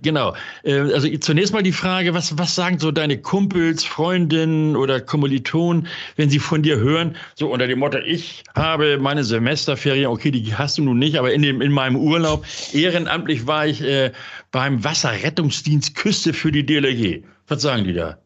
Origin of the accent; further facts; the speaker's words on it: Hamburg, Germany; in meiner Geburtsstadt Hamburg